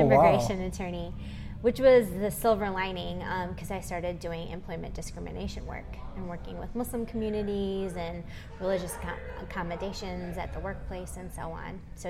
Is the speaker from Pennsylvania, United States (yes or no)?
no; Michigan, United States; now in South Dakota, United States; am a child of immigrants, and so those conversations were something I always grew up with. Born and raised in Michigan